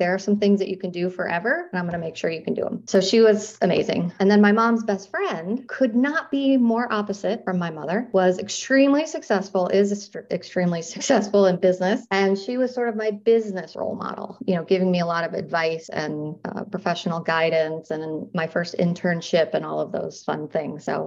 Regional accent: Western New York, United States; also born or lived in Florida; I grew up in Western New York in a really small town.

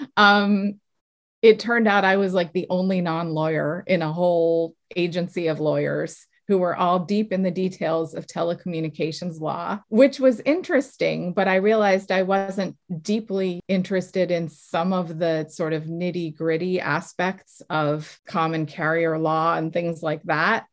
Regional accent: south of Boston, Massachusetts, United States; I grew up south of Boston. I'm from Massachusetts

